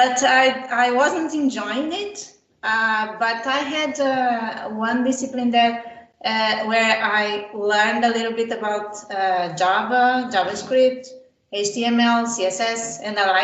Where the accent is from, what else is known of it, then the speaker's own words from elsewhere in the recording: Brazil; I was born in Brazil